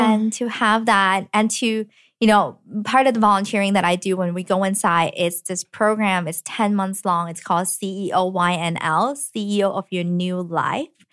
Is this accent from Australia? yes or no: no; Hong Kong; now in United States; I was then born in Hong Kong and have gotten this education to allow me to move to the U S, went to M I T